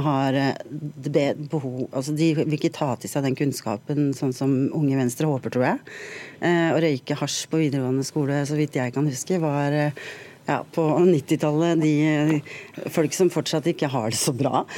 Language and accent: Norwegian; Drammen, Buskerud, Norway; jeg er fra Drammen.